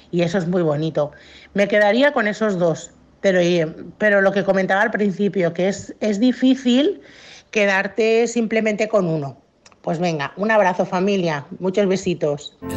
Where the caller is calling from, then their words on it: Mataró, Catalonia, Spain; Hola familia … de Mataró.